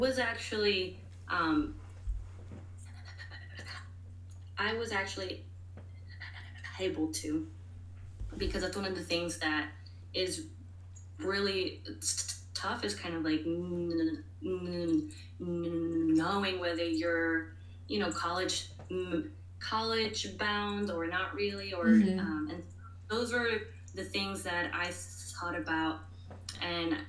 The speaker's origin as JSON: {"language": "English", "town": "New York City", "region": "New York", "country": "United States", "tie": "born or raised there", "said": "I was born and raised in New York City"}